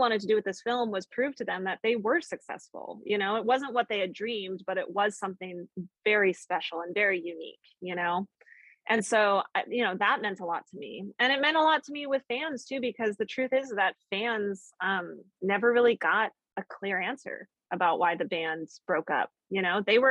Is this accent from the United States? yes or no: yes; Colorado, United States; growing up in Colorado